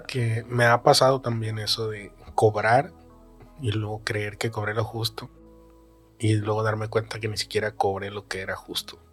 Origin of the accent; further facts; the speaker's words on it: Los Mochis, Sinaloa, Mexico; moved away; mi tres veces heroico Los Mochis, Sinaloa